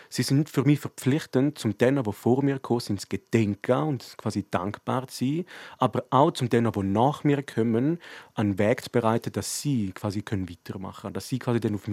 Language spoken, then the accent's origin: German; Graubünden, Switzerland; dass man als Bündner Persönlichkeit etwas machen soll.